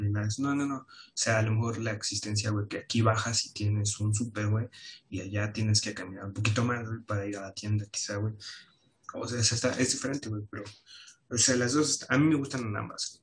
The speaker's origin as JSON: {"language": "Spanish", "country": "Mexico"}